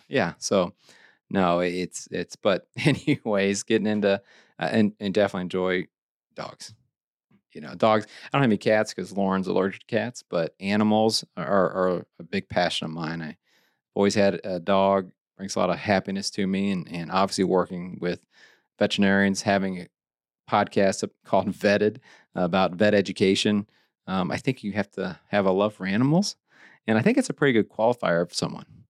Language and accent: English; Eldon, Missouri, United States; I had a great time growing up in Lake of the Ozarks.